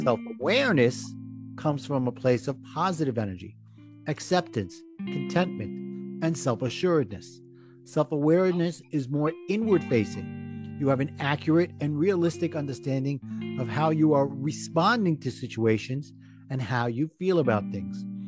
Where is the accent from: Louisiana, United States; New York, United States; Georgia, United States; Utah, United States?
New York, United States; New York City; accent: Brooklyn; my Brooklyn accent